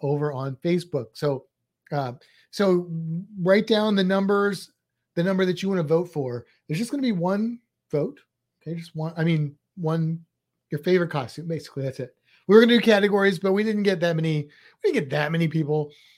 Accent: St. Louis, Missouri, United States; moved away; Where I grew up in St. Louis, there was a thing that I didn't know was just a St. Louis thing until I moved out of St. Louis

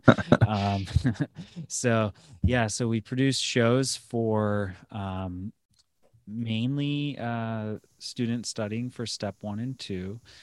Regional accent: Lorain, Ohio, United States; moved back to my hometown near Cleveland, uh, Lorraine

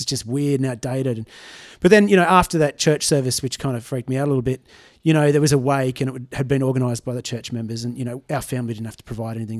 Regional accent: Tamworth, New South Wales, Australia; now in Brisbane, Australia; I was uh, born here in Brisbane, but I was raised in Tamworth

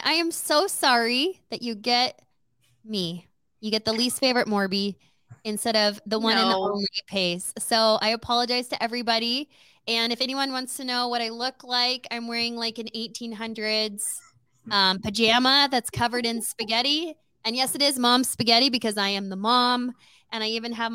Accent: El Paso, Texas, United States; moved away; I am Mexican. And I am from El Paso, Texas. Texas girl

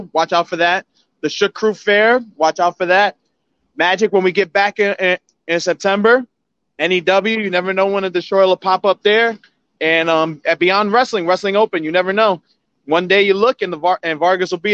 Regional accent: New Jersey, United States; From Jersey

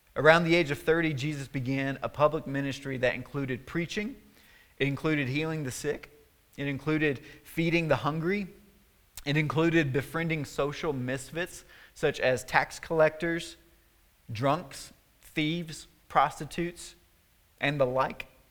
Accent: Tennessee, United States; my hometown in Tennessee, where I'm from

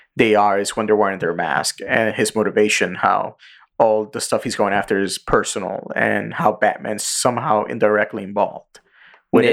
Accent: New York City, New York, United States; English is a second language; I'm a fucking Puerto Rican kid going to public school in the Bronx

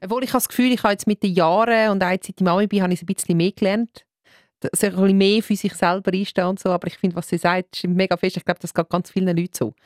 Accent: Winterthur, Zurich, Switzerland; moved away; ich komme äh, ursprünglich aus Winterthur

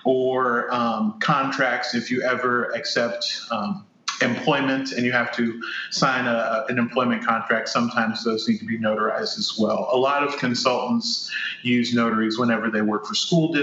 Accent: Kirkwood, Missouri, United States; I am from Kirkwood, Missouri.

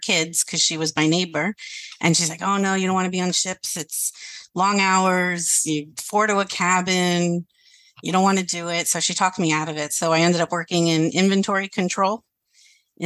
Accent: Miami, Florida, United States; I grew up in Miami

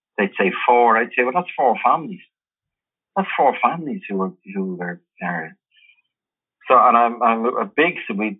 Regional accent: Dublin, Leinster, Ireland; growing up in Ballyferm

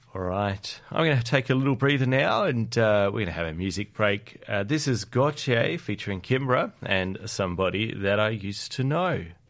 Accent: South Australia, Australia; now in Canberra, Australia; my hometown of South Australia

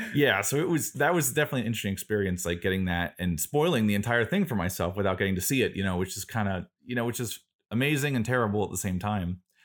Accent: Florida Keys, United States; I grew up in South Florida in the Florida Keys on an island.

